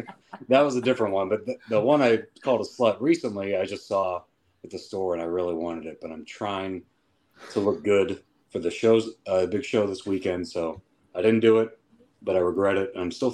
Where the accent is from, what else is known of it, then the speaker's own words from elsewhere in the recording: Dayton, Ohio, United States; I'm from Dayton.